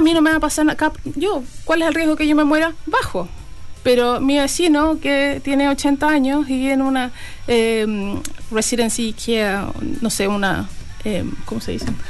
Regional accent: Chile; moved away as an adult; also born or lived in Canada / Australia; now in New Zealand; Partí Chile, me fui a Canadá, de Canadá volví a Chile, de Chile me fui a Australia y de Australia me vine a Nueva Zelanda

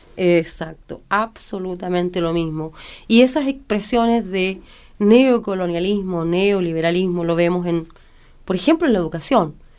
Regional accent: Chile; moved away; como chilenas

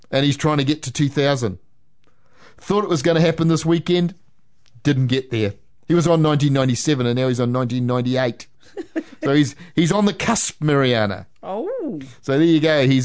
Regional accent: Waitara, Taranaki, New Zealand; I can't argue whether I'm born and bred in Waitara.

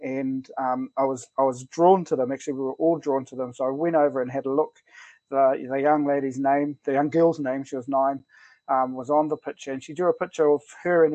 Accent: Tauranga, Bay of Plenty, New Zealand; I grew up around my nan in Koro, so I was born in Tauranga, grew up around my nan in Koro

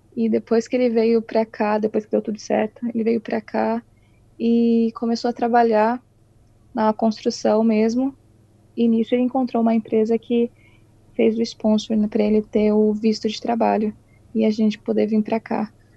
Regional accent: Itu, São Paulo, Brazil; moved away as an adult; now in New Zealand; E sou do interior de São Paulo, Itu, uma cidade bem pequenininha. Nasci e cresci lá.

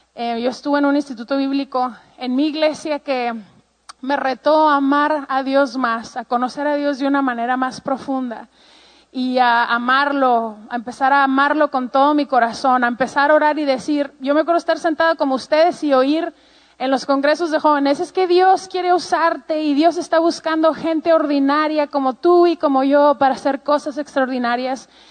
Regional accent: Ciudad Juárez, Chihuahua, Mexico; Yo pues soy mexicana, em, tengo treinta y tantos años y eh, crecí toda mi vida en la frontera con Estados Unidos en un lugar que se llama Juárez, Chihuahua

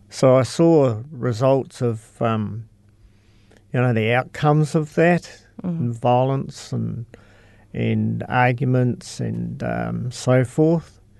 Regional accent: Cheviot, Canterbury, New Zealand; I'm from, a little town north called Cheviot.

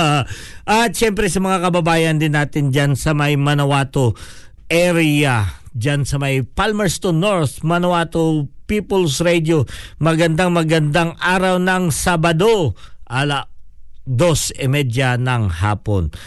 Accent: Philippines; Tagalog is a second language; now in New Zealand; Dahil Pilipino tayo

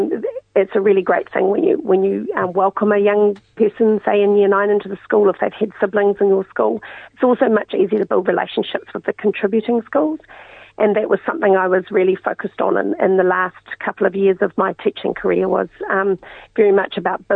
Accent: New Plymouth, Taranaki, New Zealand; But growing up in New Plymouth was... you know, typical, very relaxed, you know, you biked everywhere, you didn't have curfews, and small community, very much an arts community.

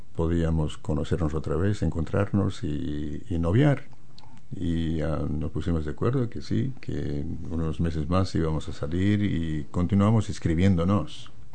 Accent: La Paz, Bolivia; moved away as an adult; also born or lived in Santa Cruz, Bolivia; now in New Zealand; yo nací en las montañas, en La Paz, la capital de Bolivia. Y allí me, me eduqué

